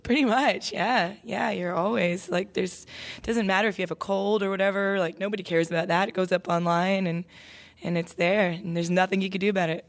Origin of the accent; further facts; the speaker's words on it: Toronto, Ontario, Canada; moved away as an adult; now in Nashville, United States; I was a daughter of two immigrant parents growing up in Toronto